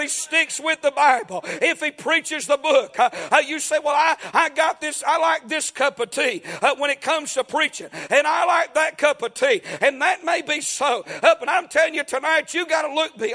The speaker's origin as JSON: {"language": "English", "country": "United States", "said": "I'm from Murray County"}